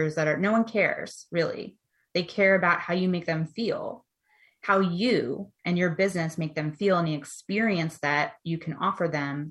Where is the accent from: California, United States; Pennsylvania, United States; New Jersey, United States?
New Jersey, United States; Ocean City; I grew up in Ocean City, New Jersey